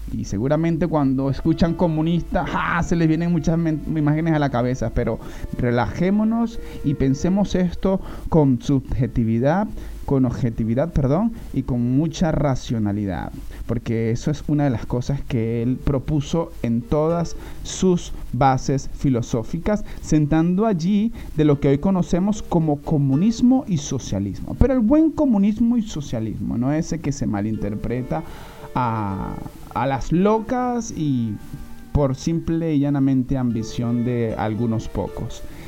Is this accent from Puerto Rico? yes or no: no; Venezuela; como todos los venezolanos